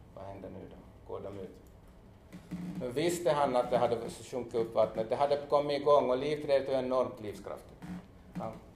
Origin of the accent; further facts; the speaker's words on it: Jeppo, Ostrobothnia, Finland; moved away; also born or lived in Hanko, Finland; jag är ju född i Jebo, men jag har- jag har levt också två år i Hangö